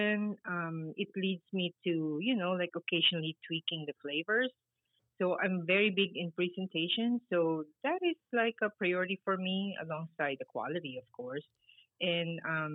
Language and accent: English; Philippines; moved away as an adult; now in United States; I grew up in the Philippines. I moved to the States when I was already 33, 35 years old